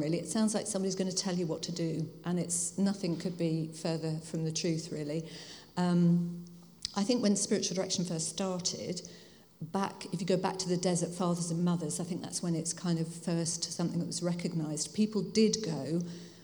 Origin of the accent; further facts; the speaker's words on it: Hertfordshire, East of England, United Kingdom; moved away as an adult; also born or lived in Hull / Bradford / London; now in Bath, United Kingdom; I was born in Hull, but I grew up in Hertfordshire, which you can probably tell by my accent. I didn't grow up in Hull